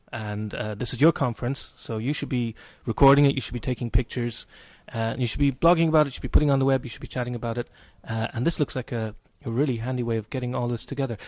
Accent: Cork, Munster, Ireland; moved away; My hometown

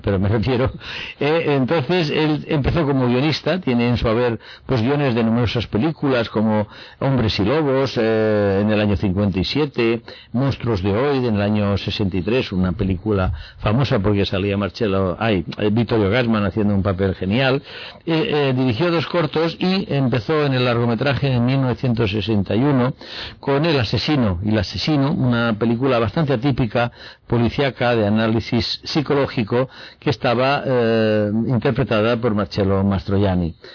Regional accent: Spain; como espectador español

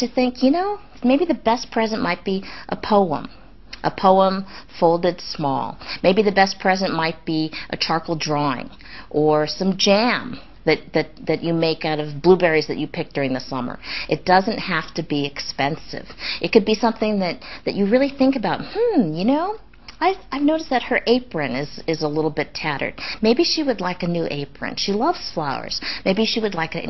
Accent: Los Angeles, California, United States; I grew up in Los Angeles.

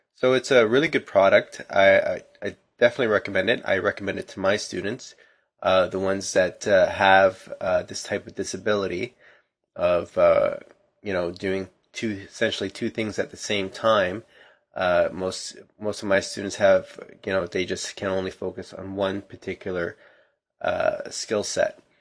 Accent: Canada; as a Canadian

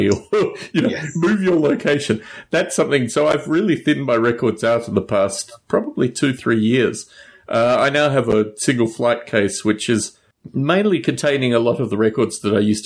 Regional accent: Australia; also born or lived in United States; I was born in Australia

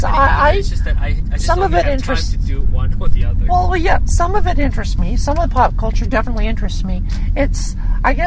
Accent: United States; I, as an American

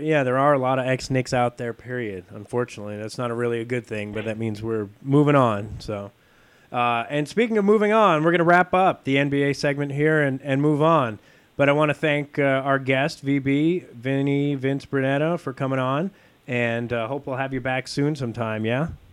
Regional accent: Italy; I'm from Italy, so I always think football, is soccer

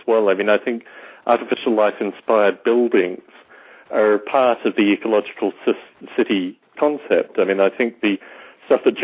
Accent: Canberra, Australian Capital Territory, Australia; moved away; my hometown of Canberra, Australia

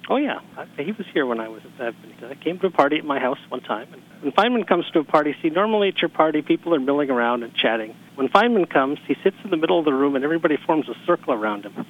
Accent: Pasadena, California, United States; I'm from Pasadena

